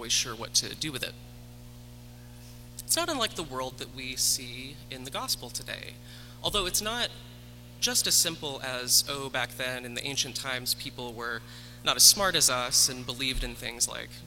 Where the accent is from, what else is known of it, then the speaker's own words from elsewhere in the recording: the South, United States; I grew up evangelical in the South